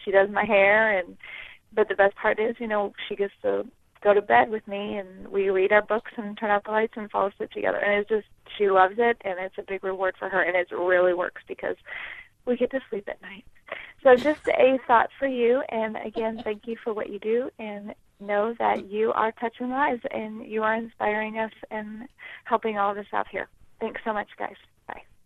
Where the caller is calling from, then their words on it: Southern California, United States; I am calling from Southern California